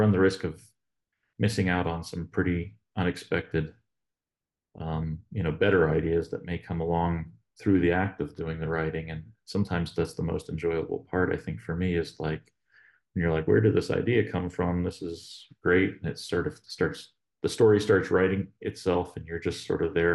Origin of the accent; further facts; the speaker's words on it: the Poconos, Northeast Pennsylvania, United States; now in Northern West Virginia, United States; I'm from Northeast PA, and originally up in the Poconos, but not very far from Allentown